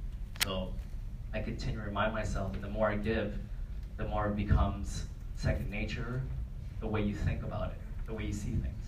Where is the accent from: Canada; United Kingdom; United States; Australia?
Canada; So I'm from Canada, where it's like sick amount of snow and cold.